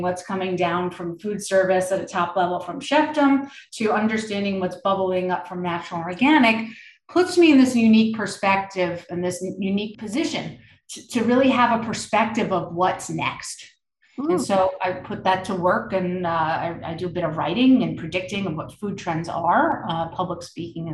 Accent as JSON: {"language": "English", "region": "New York", "country": "United States", "tie": "born or raised there", "said": "I grew up in New York"}